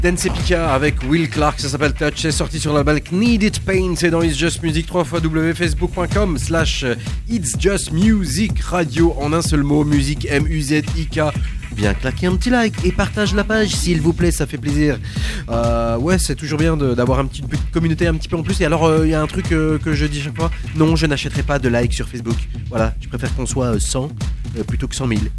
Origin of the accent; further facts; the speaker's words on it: Belgium; on revient chez nous en Belgique